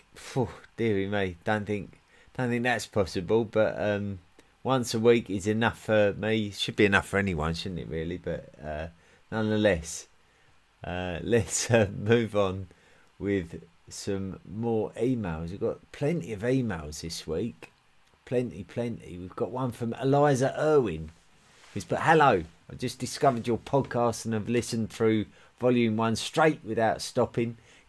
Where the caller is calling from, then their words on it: Switzerland; I'm listening in from Switzerland.